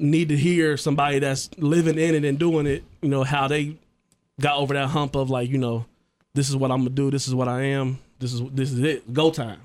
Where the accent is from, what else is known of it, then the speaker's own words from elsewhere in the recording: Trotwood, Ohio, United States; I grew up in Troutwood